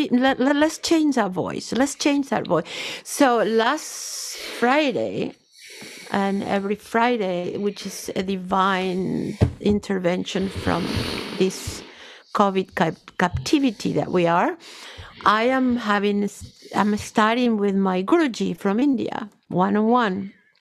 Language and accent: English; North Region, Brazil; English is a second language; I grew up in Brazil, in the north of Brazil, Yoruba tradition.